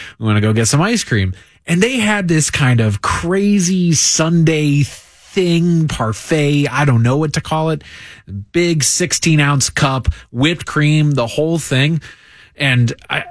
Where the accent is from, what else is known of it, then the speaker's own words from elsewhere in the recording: Crystal Lake, Illinois, United States; I grew up in Crystal Lake, Illinois, 60014